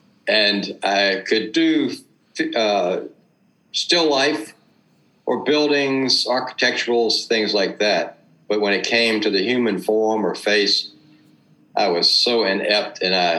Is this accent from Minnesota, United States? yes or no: no; Memphis, Tennessee, United States